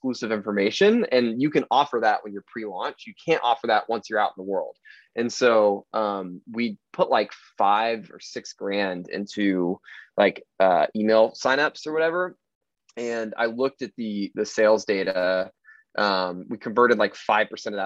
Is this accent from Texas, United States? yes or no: yes; Fort Worth, Texas, United States; moved away as an adult; now in Austin, United States; I'm from Fort Worth, Texas, live in Austin, have the past 6.5 years